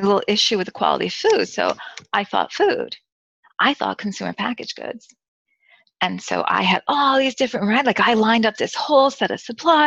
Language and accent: English; United States; moved away; I'm a foreign person, I'm American